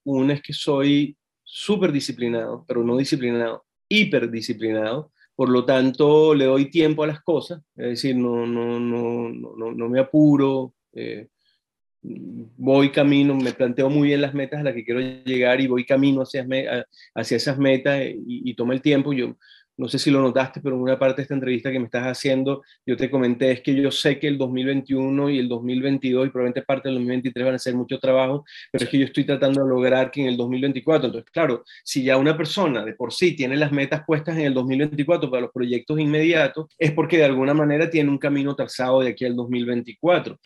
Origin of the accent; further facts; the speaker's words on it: Mérida, Venezuela; moved away as an adult; also born or lived in Caracas, Venezuela; now in Santiago, Chile; yo crecí en Mérida